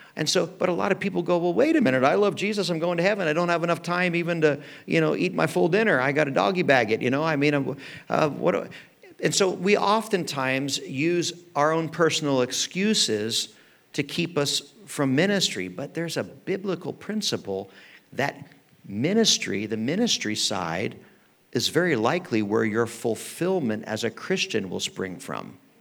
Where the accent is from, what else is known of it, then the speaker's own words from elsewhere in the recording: Pennsylvania, United States; now in Wichita, United States; I was raised in Pennsylvania. We've lived in Wichita, Kansas now as our home base